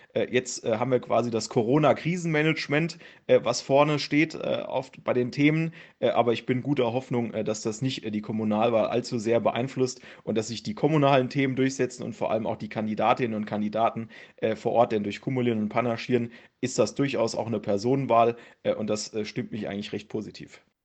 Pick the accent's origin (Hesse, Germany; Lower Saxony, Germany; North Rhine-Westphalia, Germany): Hesse, Germany; Wehrheim; komme aus Wehrheim im Hochtaunuskreis